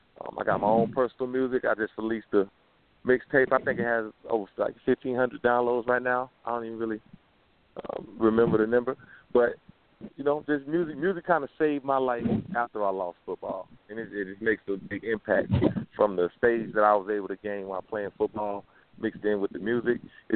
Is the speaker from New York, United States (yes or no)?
no; Guilford, Florida, United States; I'm from Guilford, Florida. I went to University of Kentucky